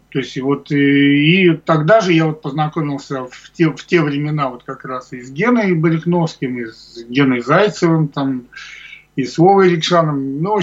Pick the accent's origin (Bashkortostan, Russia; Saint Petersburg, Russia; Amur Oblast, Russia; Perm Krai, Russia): Saint Petersburg, Russia; Lomonosov; вот я сам из Ломоносова, это Раненбам, ну или Рамбов у нас его зовут